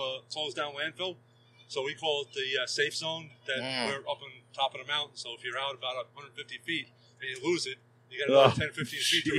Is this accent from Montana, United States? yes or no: no; Bergen County, Northern New Jersey, United States; Northern Jersey, Bergen County.